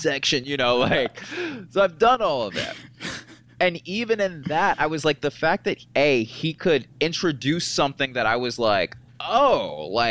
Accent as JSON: {"language": "English", "town": "Marietta", "region": "Georgia", "country": "United States", "said": "I'm from the South, from Marietta, Georgia"}